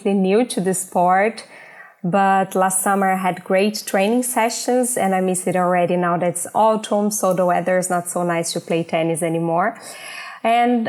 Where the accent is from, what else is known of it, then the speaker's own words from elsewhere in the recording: Brazil; moved away as an adult; now in Germany; I came from Brazil, but I'm living in Germany for almost 2 years. In Brazil, I studied communications and journalism